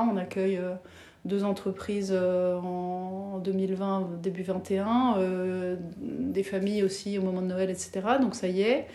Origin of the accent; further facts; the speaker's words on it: France; moved away as an adult; also born or lived in Paris / Belgium; now in Brussels, Belgium; pour une française